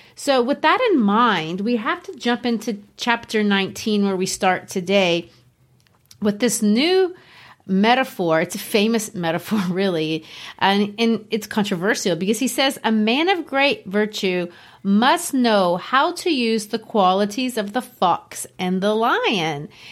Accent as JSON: {"language": "English", "country": "Brazil", "tie": "born or raised there", "also_born_or_lived": "Arkansas, United States", "moved": "as an adult", "lives_now": "United States", "said": "I grew up in Brazil"}